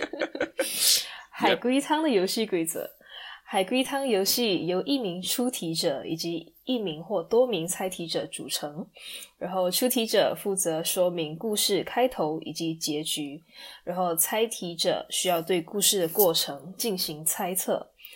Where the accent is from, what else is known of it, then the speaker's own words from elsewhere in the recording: Sarawak, Malaysia; moved away as an adult; 我们两个是来自马来西亚的萨瓦根